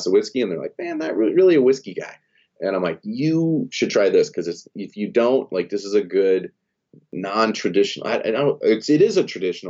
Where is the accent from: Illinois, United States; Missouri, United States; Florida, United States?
Illinois, United States; when I was a kid, I grew up in Illinois